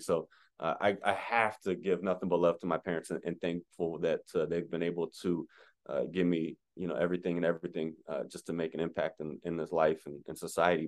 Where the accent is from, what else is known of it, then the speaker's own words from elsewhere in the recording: Las Vegas, Nevada, United States; first language French; English is a second language; born and raised in Las Vegas, Nevada